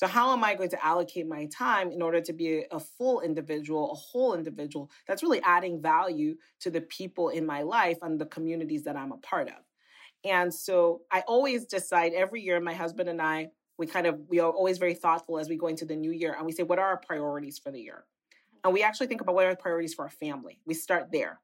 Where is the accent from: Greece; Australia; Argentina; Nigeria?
Nigeria; moved away; also born or lived in United Kingdom / United States; as a little girl growing up in Nigeria